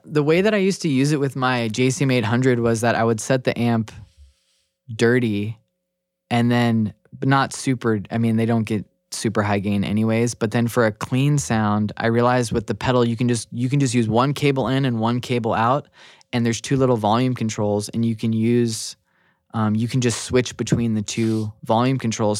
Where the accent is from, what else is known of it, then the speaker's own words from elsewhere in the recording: New Mexico, United States; now in Seattle, United States; I'm originally from New Mexico